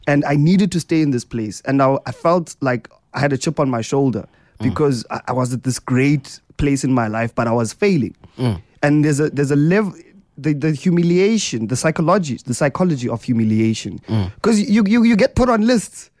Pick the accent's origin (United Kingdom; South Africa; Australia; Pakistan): South Africa; Eastern Cape; I'm from the Eastern Cape.